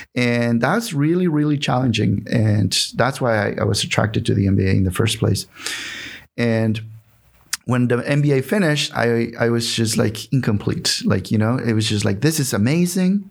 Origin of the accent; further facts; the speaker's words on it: Mexico; English is a second language; moved away as an adult; also born or lived in Houston, Texas; now in Seattle, United States; I was born in Mexico